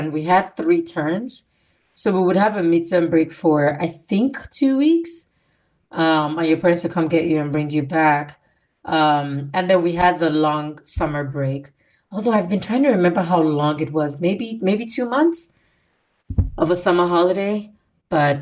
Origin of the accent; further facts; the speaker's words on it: Nigeria; moved away; boarding school in Nigeria